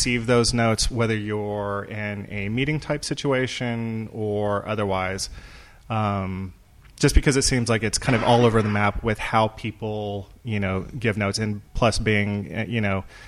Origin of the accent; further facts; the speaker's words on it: Texas, United States; moved away as an adult; now in Los Angeles, United States; I am originally from Texas